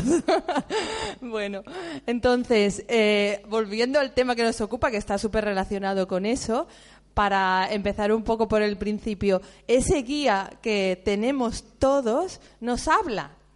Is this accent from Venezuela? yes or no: no; Seville, Andalusia, Spain; moved away; also born or lived in Catalonia; Y yo soy de Sevilla